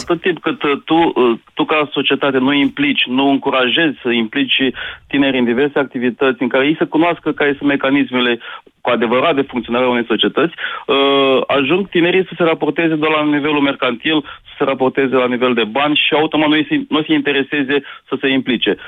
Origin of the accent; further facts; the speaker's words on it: Brăila, Brăila County, Romania; Vin din Brăila